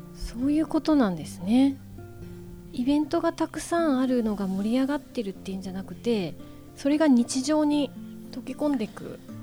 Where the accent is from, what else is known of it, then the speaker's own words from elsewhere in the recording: Kansai, Japan; now in Numazu, Japan; 私も、えーと、と関西出身でして